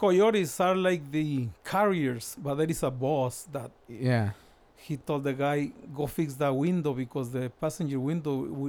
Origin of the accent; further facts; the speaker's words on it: Mexicali Valley, Baja California, Mexico; moved away as an adult; also born or lived in San Luis Río Colorado, Sonora; now in California, United States; I'm from Mexicali, Baja California, not from the city, from the center of the valley, the biggest town in the valley. 13 years old, I didn't want to go to school anymore.